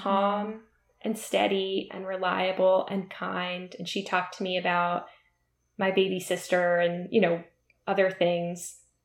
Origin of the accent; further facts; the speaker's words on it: Middletown, New Jersey, United States; I grew up in New Jersey in a suburb where a lot of our parents worked in New York City